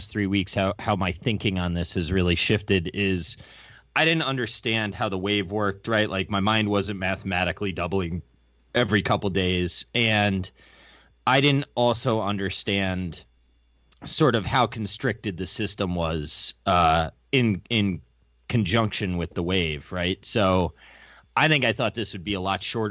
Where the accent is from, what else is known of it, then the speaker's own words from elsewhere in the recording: Florida, United States; I grew up in Florida